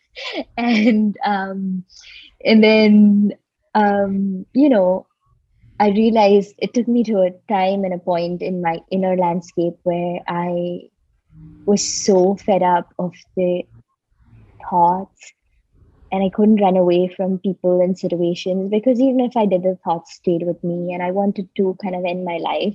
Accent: Mumbai, Maharashtra, India; I grew up in Bombay, India

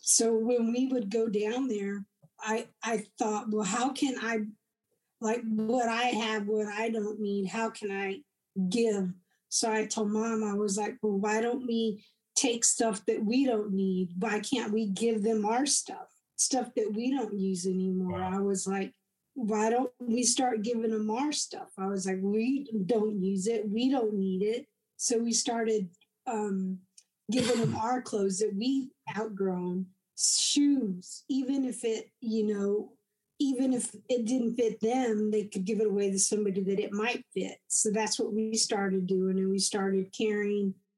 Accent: De Leon, Texas, United States; now in Granbury, United States; I was born in DeLeon, Texas, which is um, I settled and live in Granbury now, but um, DeLeon's only about an hour away from here

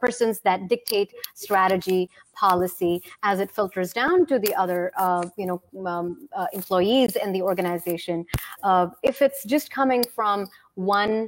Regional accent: India; moved away; also born or lived in Russia; where I was raised, which is India

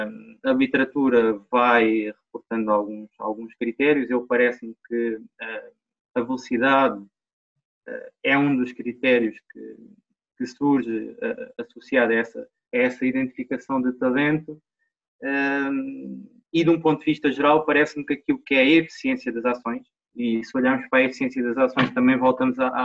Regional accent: Portugal; moved away; also born or lived in Reguengos de Monsaraz / Lisbon; eu comecei uh, no clube da minha terra, uh, ah, Montes Sport Clube

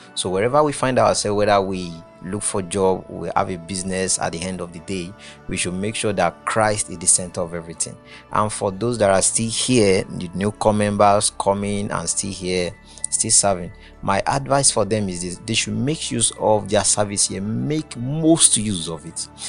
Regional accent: Oyo, Nigeria; now in Kwara, Nigeria; I'm from Oyo State.

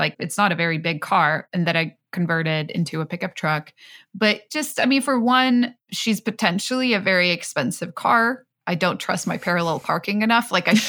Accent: Stockholm, Stockholm County, Sweden; English is a second language; moved away as an adult; now in San Francisco, United States; I grew up in Stockholm and I spent most of my life in Stockholm. And there, like the public transport is just so amazing. There was very few times where I really had to. And then I moved to San Francisco

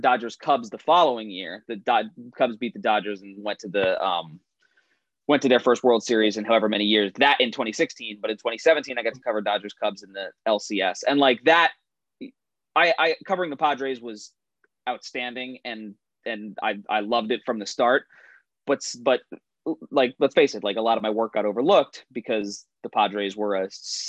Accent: New Jersey, United States; moved away as an adult; now in San Diego, United States; I never like thought about living in California while I was growing up in Central Jersey

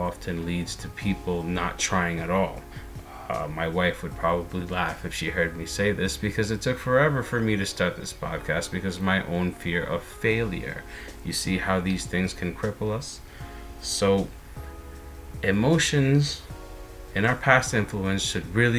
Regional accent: United States; I am an American

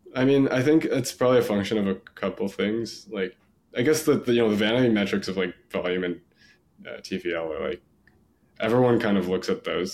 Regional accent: San Diego, California, United States; I grew up in San Diego

